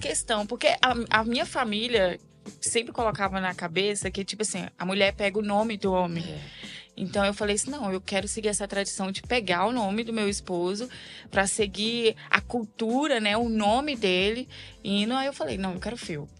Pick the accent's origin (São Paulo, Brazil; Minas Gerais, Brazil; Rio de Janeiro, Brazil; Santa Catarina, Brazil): Minas Gerais, Brazil; moved away as an adult; now in Espírito Santo, Brazil; sou uma mineira na terra capixaba, né? Então eu nasci em Minas Gerais e fui pro Espírito Santo com. ia fazer 19 ou 18 anos